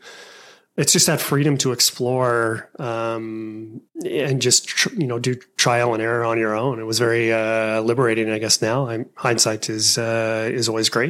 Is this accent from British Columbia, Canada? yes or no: no; Alberta, Canada; my family always settled, always lived in Alberta. And it's a very, all the names in my hometown, or the home area where we're at, the farming community, is very Germanic.